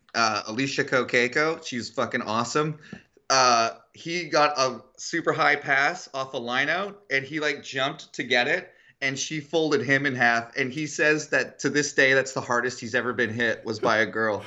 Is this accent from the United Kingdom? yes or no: no; Canada; I'm from Canada, the place of the best women's soccer or football.